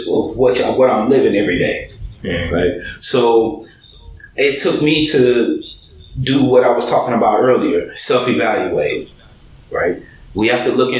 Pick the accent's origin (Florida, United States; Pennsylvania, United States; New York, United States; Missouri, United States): Missouri, United States; St. Louis; moved away as an adult; also born or lived in Seattle, Washington / Illinois / Georgia; now in California, United States; Born in Seattle in 1974, raised in St. Louis